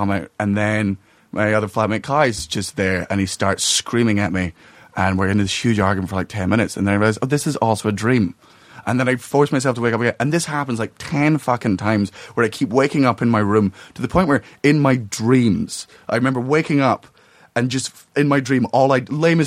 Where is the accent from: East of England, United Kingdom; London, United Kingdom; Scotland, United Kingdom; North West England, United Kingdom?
Scotland, United Kingdom; moved away; I'm Scottish